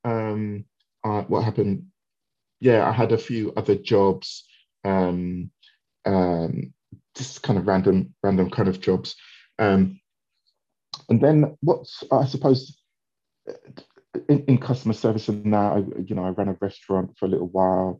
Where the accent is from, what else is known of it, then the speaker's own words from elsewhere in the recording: London, United Kingdom; I grew up in Wandsworth in South London.